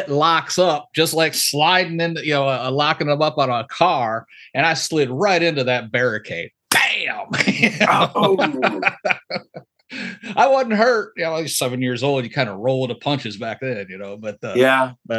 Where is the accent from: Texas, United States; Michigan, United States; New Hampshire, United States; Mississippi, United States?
Michigan, United States; I grew up in Michigan